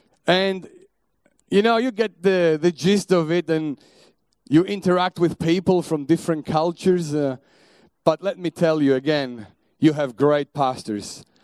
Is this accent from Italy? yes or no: yes; Italy; born there; English is a second language; also born or lived in Germany / England / Belgium; We were living in Belgium before that. I was living in Germany. I lived in England. I was born in Italy. I have traveled through all Europe. I have learned quite a few languages along the way.